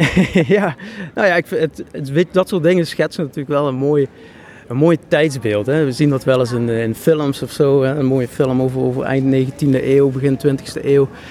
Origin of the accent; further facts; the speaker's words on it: Schimmert, Limburg, Netherlands; Schimmert, waar ik vandaan kom